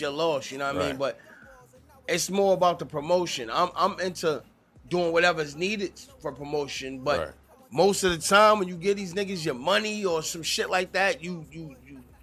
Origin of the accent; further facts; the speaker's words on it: Boston, Massachusetts, United States; I'm an artist out of Boston, Massachusetts, born and raised